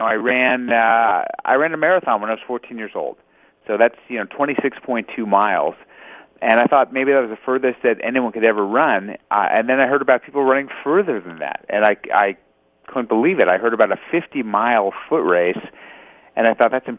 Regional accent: Los Angeles, California, United States; born in Los Angeles. So California born and raised

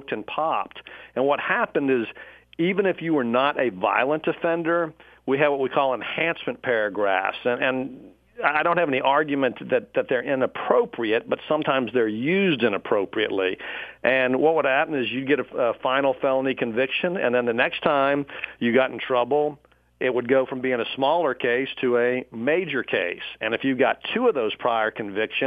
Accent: Dallas, Texas, United States; also born or lived in Pflugerville, Texas; When I was a kid, I lived north of Austin near a little town called Pflugerville, Texas. We moved to Dallas about the end of my sixth grade year, and I grew up then in North Dallas

